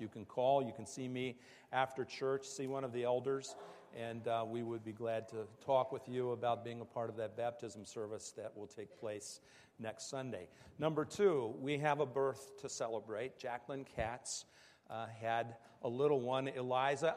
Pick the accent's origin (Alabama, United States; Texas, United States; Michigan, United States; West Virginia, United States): West Virginia, United States; moved away; I grew up in the Bible Belt in West Virginia